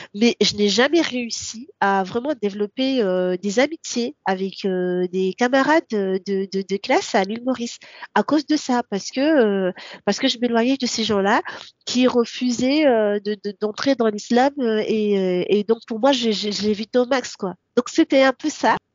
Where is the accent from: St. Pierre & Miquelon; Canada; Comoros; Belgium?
Comoros; first language Comorian; French is a second language; now in France; je viens des, des Comores. Donc d'une des trois îles qui sont officiellement des îles comoriennes. Mon enfance, bah, comme je l'ai dit tout au début, euh, c'est rythmé par euh, bah, l'école coranique